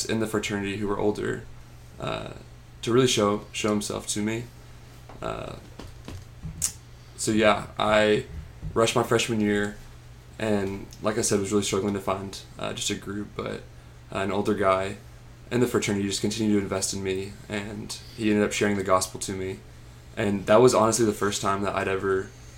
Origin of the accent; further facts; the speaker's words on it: Graham, Texas, United States; I'm from Graham, Texas, which is a super small town. And so I grew up with the same group of friends all throughout elementary school, all the way to high school.